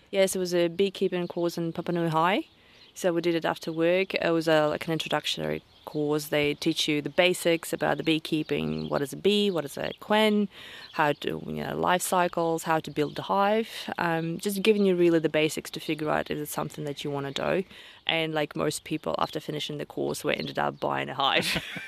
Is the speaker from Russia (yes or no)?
yes; Russia; now in Banks Peninsula, New Zealand; I'm originally from Russia, uh, deep south, that is